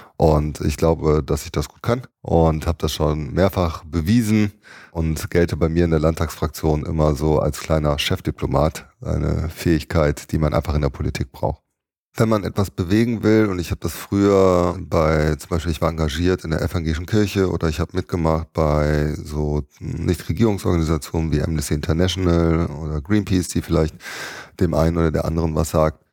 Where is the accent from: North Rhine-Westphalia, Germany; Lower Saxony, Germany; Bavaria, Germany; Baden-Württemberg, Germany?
North Rhine-Westphalia, Germany; Düsseldorf; meiner Heimatstadt, da wo mein Herzblut halt reinfließt, nämlich Düsseldorf